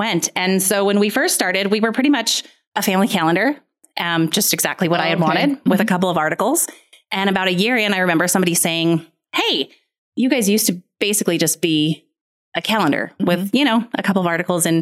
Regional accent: Western Montana, United States; moved away as an adult; also born or lived in Arizona; now in Billings, United States; I born and raised in Western Montana, spent a lot of time in that area

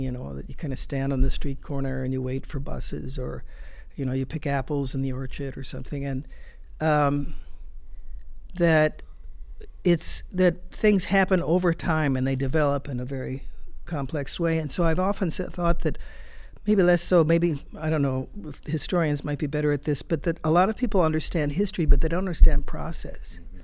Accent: United States; as a, a foreigner and certainly as an American

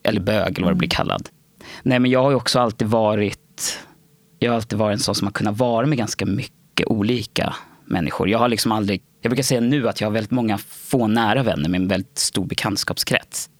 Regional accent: Nacka, Stockholm County, Sweden; also born or lived in Värmdö; Jag är uppvuxen och född i Nacka. När jag föddes så bodde vi ute på Värmdö. Och där bodde jag fram tills jag var sex. Och då flyttade vi till Nacka

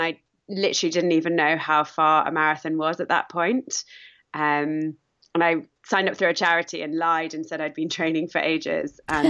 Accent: United Kingdom; I am British, obviously.

